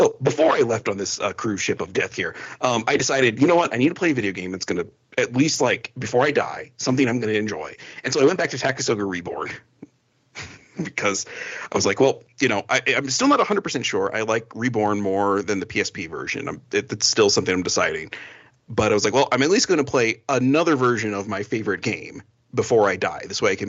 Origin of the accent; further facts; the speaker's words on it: New Jersey, United States; born there; now in New Mexico, United States; So, and I'm not even like born New Mexican. Like, I was born in New Jersey.